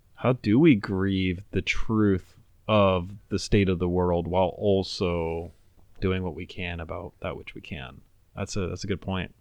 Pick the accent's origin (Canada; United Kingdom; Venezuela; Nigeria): Venezuela; now in United States; I grew up in Venezuela.